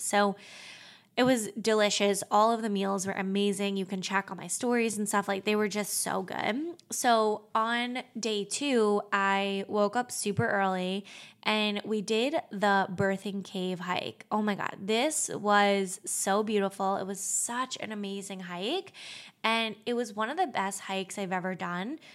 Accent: Long Island, New York, United States; now in New York City, United States; I grew up in Long Island.

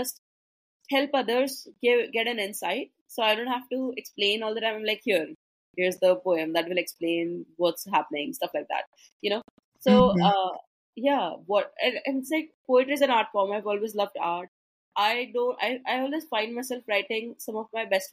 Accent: India; also born or lived in Mumbai, India; I'm from India, and the Indian culture is not supportive of mental health

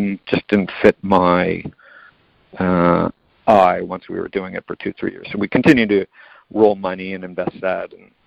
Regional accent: Canada; I'm Canadian.

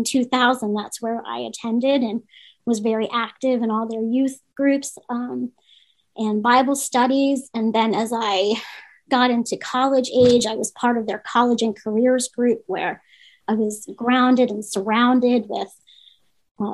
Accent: Baltimore, Maryland, United States; I grew up in Baltimore City.

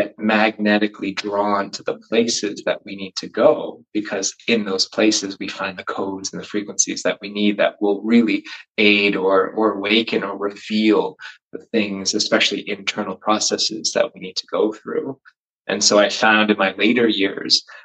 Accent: United States; accent: American; moved away as an adult; also born or lived in London; now in Wales, United Kingdom; I just grew up in the States. So that's why I have an American accent now

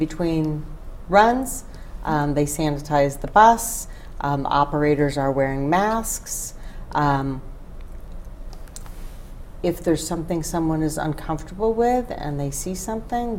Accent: Rochester, New York, United States; moved away as an adult; now in Grand Rapids, United States; So born and raised in Rochester, New York.

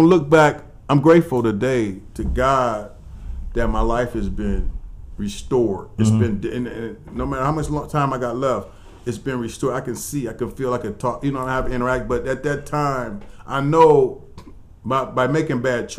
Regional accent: Akron, Ohio, United States; also born or lived in New York; I'm from Akron

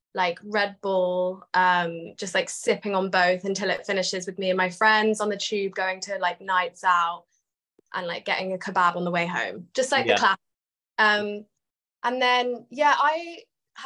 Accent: London, United Kingdom; I'm from London

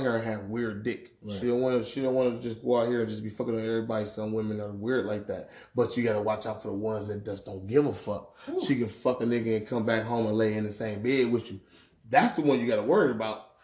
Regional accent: Milwaukee, Wisconsin, United States; that's the way I talk. I'm from Milwaukee, Wisconsin, goddamn it. I talk like

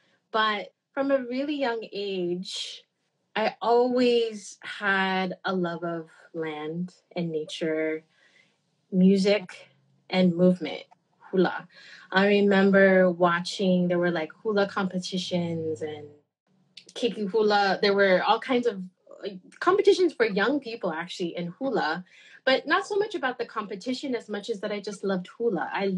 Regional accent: Harbor City, California, United States; I was born and raised actually in Tongva lands, which is also known as Southern California, on a misty morning April day.

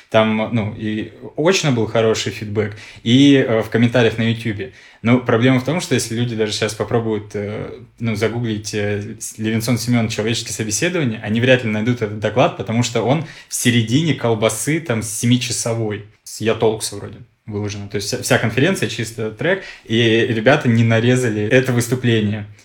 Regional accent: Khanty-Mansi Autonomous Okrug, Russia; also born or lived in Tashkent / Israel / Belgorod; now in Moscow, Russia; я родился в Ташкенте, вырос в Ханты-Мансийском автономном округе, жил в Израиле, потом в Белгороде, а в итоге сейчас вот 8 лет в Москве.

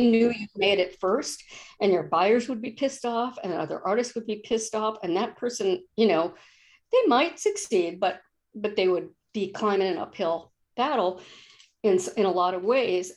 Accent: East Coast, United States; now in Olympia, United States; I'm from the East Coast, and when I would go back home once or twice a year

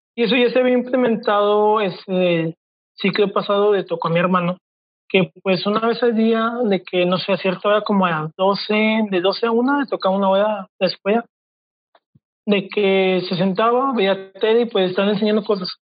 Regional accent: Mexico; como buen mexicano

